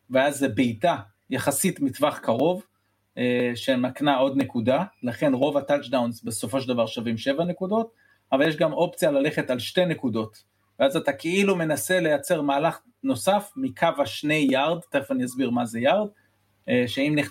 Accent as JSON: {"language": "Hebrew", "country": "United States", "tie": "born or raised there", "also_born_or_lived": "Israel", "said": "וגדלתי בארצות הברית, אז uh, אחרי זה סוג של שילוב בין ישראל לארצות הברית, היו לי שנים פה, שנים שם"}